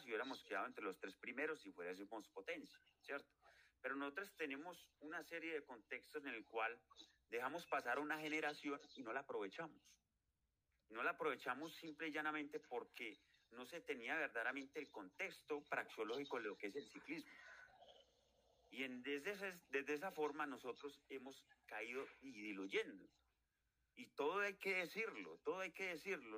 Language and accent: Spanish; Colombia; yo soy colombiano, pago impuestos